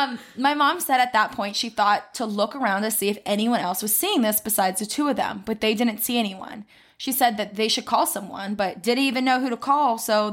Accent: Ohio, United States; I went there my freshman year of college. I grew up in Ohio. Can you even believe my parents lived in San Diego and chose to raise me in Ohio?

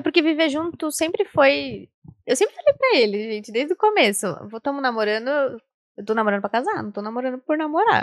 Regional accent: Sorocaba, São Paulo, Brazil; Eu sou de Sorocaba ainda

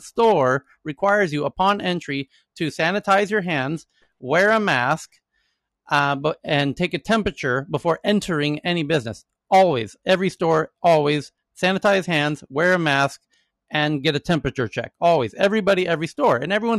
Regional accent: United States; moved away as an adult; now in Thailand; I'm from America

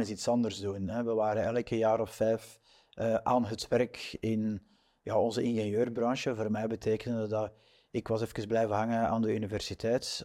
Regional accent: Flanders, Belgium; wij zijn Vlamingen

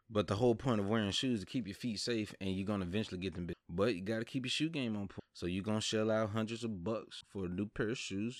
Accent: the South, United States; I'm from the South

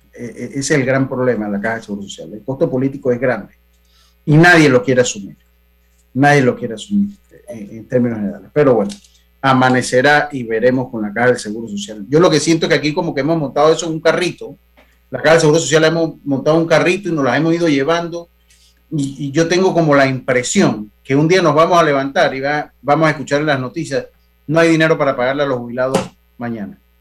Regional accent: Panama; como panameños

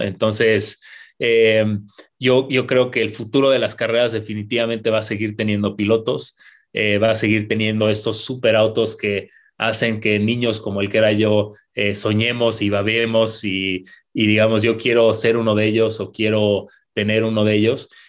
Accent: Querétaro, Mexico; como, mexicanos, como queretanos

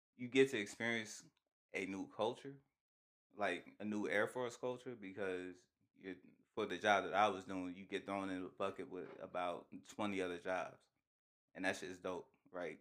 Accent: United States; as an American

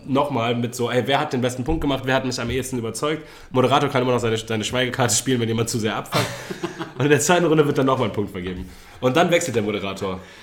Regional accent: Germany; wir als Deutsche

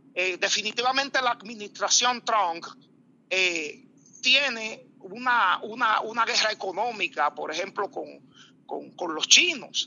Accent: Dominican Republic; como los dominicanos

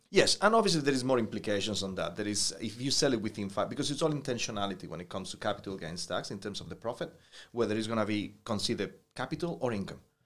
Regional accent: New Zealand; as a Kiwi

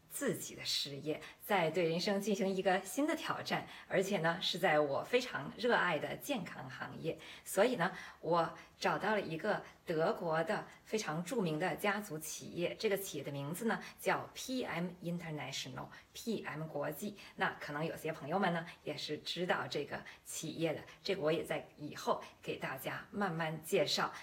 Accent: Beijing, China; moved away as an adult; also born or lived in Shanghai / Hanover, Germany; now in Germany; 四十岁，我来自北京。我在上海同济大学读了机械工程系的，呃，学士之后，就来到德国汉诺威大学继续攻读机械系的研究生。毕业之后呢，我就一直在汽车行业工作。那第一份工作是在当时还属于美国通用公司的德国欧宝汽车公司

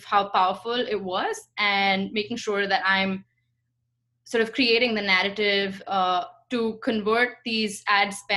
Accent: India; moved away as an adult; now in United States; I grew up in India and moved to the States in 2017 for my MBA

